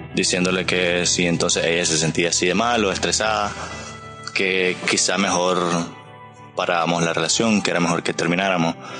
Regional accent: Nicaragua; Yo soy de Nicaragua

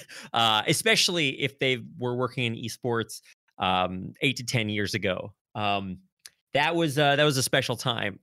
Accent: North Texas, United States; moved away as an adult; now in Seoul, South Korea; I grew up on a farm way out in the country in North Texas, not too far away from Oklahoma

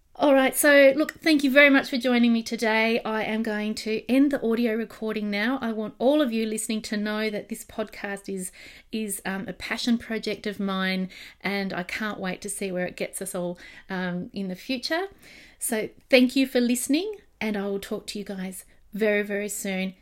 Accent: Australia; accent: Australian; my Australian accent

